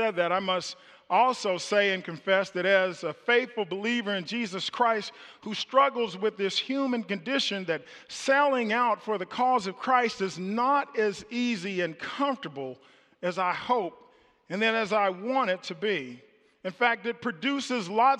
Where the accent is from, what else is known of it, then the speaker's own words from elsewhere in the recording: Kansas City, Missouri, United States; moved away; I was born in Kansas City, and I lived in the projects in Kansas City in public housing, and I remember the elementary school that I went